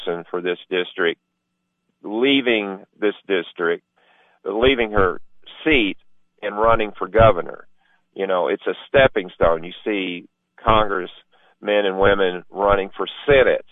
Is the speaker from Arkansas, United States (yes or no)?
no; White County, Tennessee, United States; I'm from White County